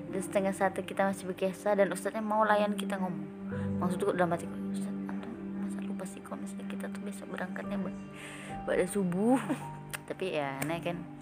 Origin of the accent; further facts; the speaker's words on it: North Kalimantan, Indonesia; aku dari Kaltara